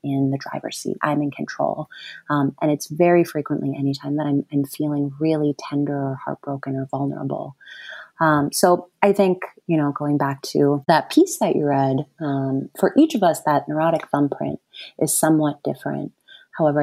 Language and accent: English; Wisconsin and Ohio, Midwest, United States; moved away; also born or lived in New York City; I grew up in Wisconsin, between Wisconsin and Ohio.